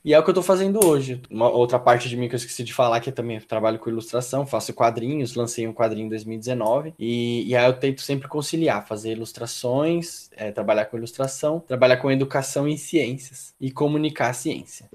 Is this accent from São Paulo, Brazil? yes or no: yes; São Paulo, Brazil; sou morador de periferia. Eu vim da Zona Sul de São Paulo, é uma região é, do Grajaú, uma região bem periférica. Estudei em escola pública